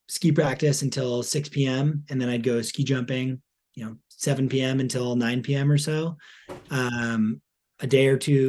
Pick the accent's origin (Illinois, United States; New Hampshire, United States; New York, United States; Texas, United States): New Hampshire, United States; I grew up in New Hampshire